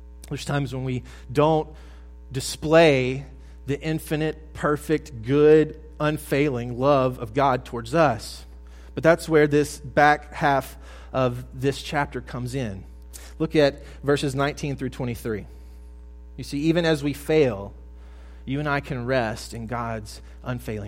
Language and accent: English; South Mississippi, United States; I'm from the Deep South. I grew up in South Mississippi